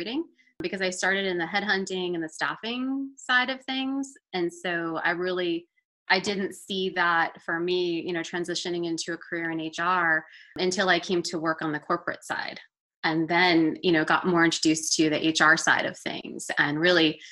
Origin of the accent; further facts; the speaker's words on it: Boca Raton, Florida, United States; moved away as an adult; now in Atlanta, United States; I'm originally from Boca Raton, Florida